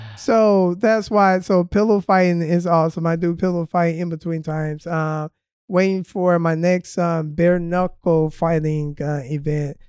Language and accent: English; Birmingham, Alabama, United States; accent: drawl; moved away; I am originally from Birmingham, Alabama